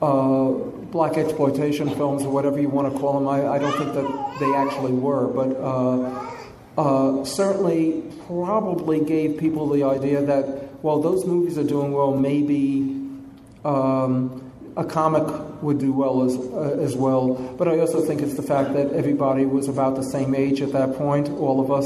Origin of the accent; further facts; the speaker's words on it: New York City, New York, United States; I grew up in New York City